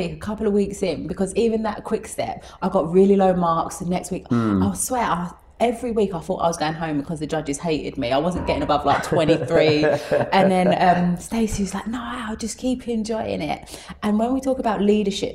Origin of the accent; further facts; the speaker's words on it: London, United Kingdom; I grew up in the East End of London where there wasn't much. I'm from a council estate.